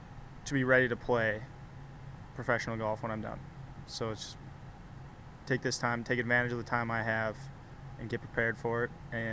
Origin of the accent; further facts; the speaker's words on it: North Dakota, United States; moved away as an adult; also born or lived in Grand Forks / Iowa; now in Clarksville, United States; Because, like, I'm from North Dakota, and it's a heck of a lot different than here.